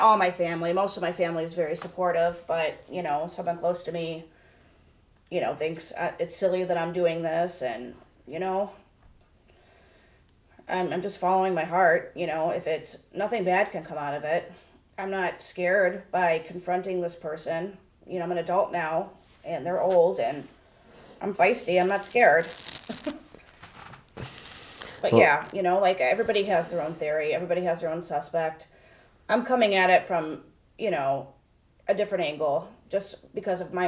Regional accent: Parma, Ohio, United States; I lived in Parma.

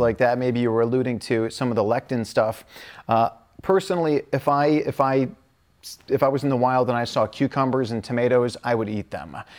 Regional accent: Midwest, United States; I grew up in the Midwest

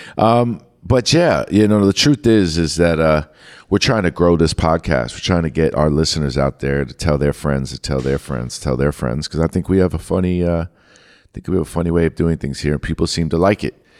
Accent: New York, United States; growing up in New York

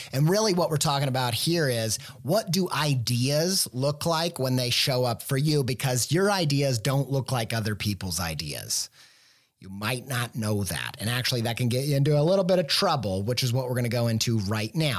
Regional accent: Midwest, United States; I grew up in the Midwest

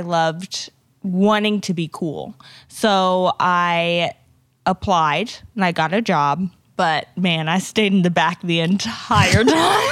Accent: Midwest, United States; growing up in the Midwest

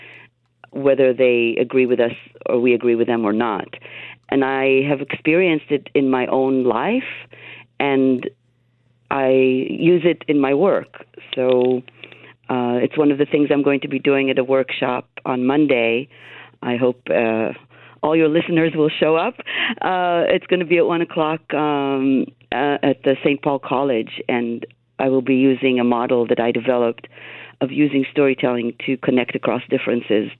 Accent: Israel; now in United States; I grew up in Israel, and I live in the United States.

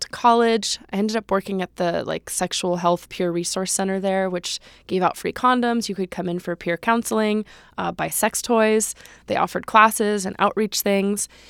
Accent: Los Angeles, California, United States; I grew up in the San Fernando Valley, um, in Chatsworth

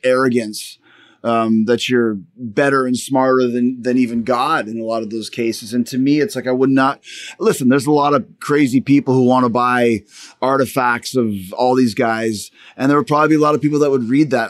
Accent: Canada; I'm Canadian

